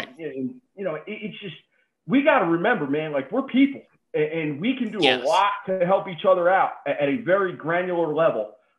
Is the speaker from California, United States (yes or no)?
no; New Jersey, United States; I'm a Giants fan, born and raised in the Jersey Shore, Giants, Yankees, like that's what it is for me.